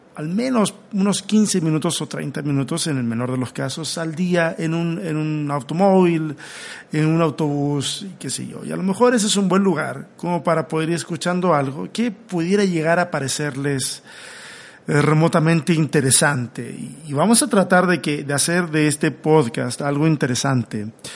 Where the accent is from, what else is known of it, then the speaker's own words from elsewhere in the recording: Chile; now in Mexico; Soy un chileno que está acá en México en un autoexilio